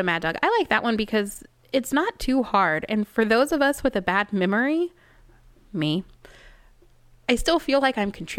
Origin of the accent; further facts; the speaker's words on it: Dallas, Texas, United States; I do. I'm from Dallas.